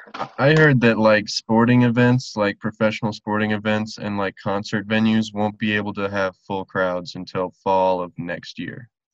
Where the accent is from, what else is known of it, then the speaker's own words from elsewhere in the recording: Silverthorne, Colorado, United States; moved away; my hometown, like Silverthorne, Breckenridge area